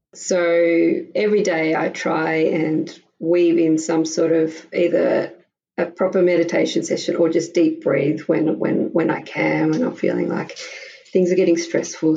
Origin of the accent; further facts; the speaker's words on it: Melbourne, Victoria, Australia; moved away as an adult; now in Prague, Czech Republic; I'm from Melbourne, Australia, and I had my first daughter there six years ago